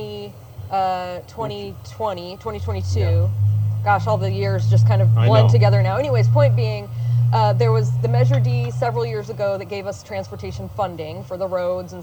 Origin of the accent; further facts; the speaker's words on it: Santa Cruz County, California, United States; also born or lived in Vallejo, California; My family's been here in Santa Cruz County for four generations. I'm the only person in my family who wasn't born at Dominican. I was born at Travis Air Force Base in Vallejo